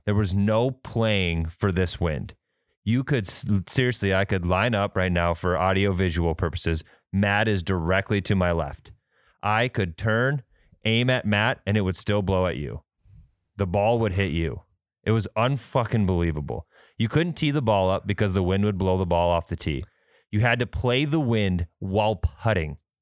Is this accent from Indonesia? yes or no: no; Midwest, United States; also born or lived in Fargo, North Dakota; We're from the Midwest. We deal with winds. We're in Fargo.